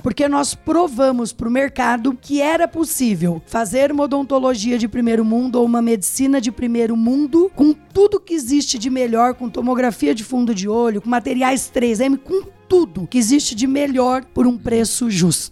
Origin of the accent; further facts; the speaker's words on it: Pitangueiras, São Paulo, Brazil; Sou do interior de São Paulo, de uma cidade chamada Pitangueiras, não é Pitangueiras Guarujá, pessoal, interior de São Paulo